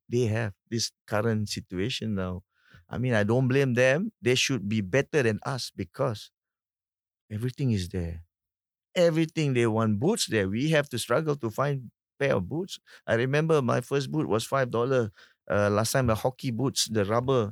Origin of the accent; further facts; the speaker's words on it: Singapore; as a Singaporean